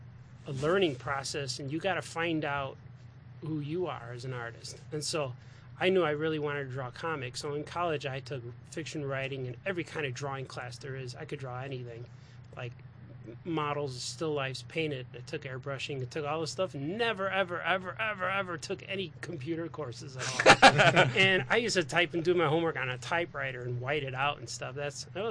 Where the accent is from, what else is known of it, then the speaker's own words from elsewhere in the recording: Chicago, Illinois, United States; I was born in Chicago. Southside Chicago